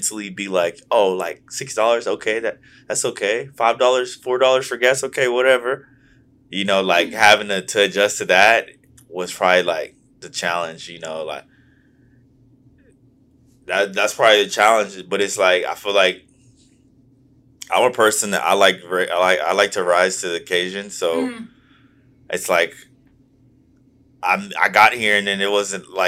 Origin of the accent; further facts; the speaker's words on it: Houston, Texas, United States; now in Los Angeles, United States; I grew up in Houston, Texas